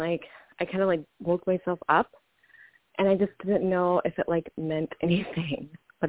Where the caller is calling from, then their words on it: Kansas, United States; I'm calling from Kansas.